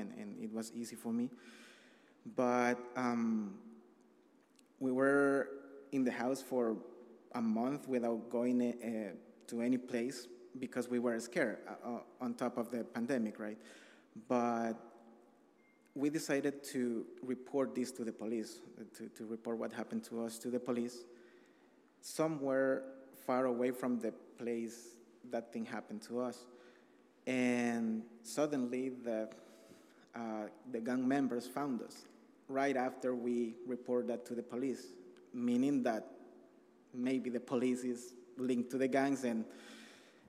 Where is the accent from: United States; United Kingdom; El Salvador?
El Salvador; English is a second language; moved away as an adult; I am from El Salvador. I arrived here 18 months ago with my family